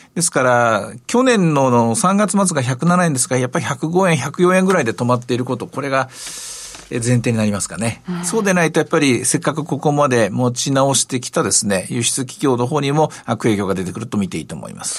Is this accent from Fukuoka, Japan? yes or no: no; Osaka, Japan; 私の出身の大阪